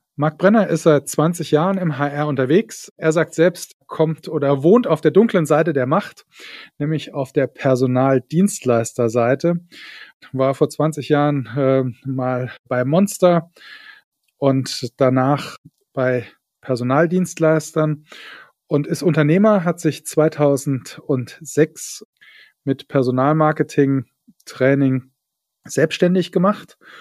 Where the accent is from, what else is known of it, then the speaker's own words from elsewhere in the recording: Saarland, Germany; ich komme ja aus dem Saarland